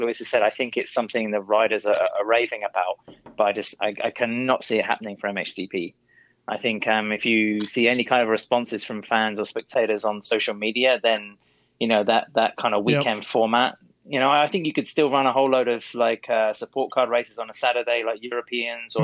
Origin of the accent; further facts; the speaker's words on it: Barcelona, Catalonia, Spain; Barcelona, which is my hometown